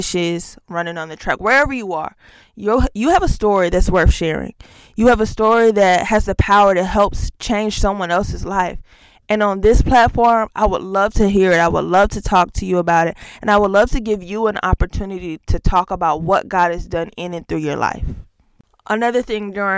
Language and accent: English; Augusta, Georgia, United States; now in Tulsa, United States; I grew up, I am from Augusta, Georgia. I am a Georgia girl at heart, currently residing in Tulsa, Oklahoma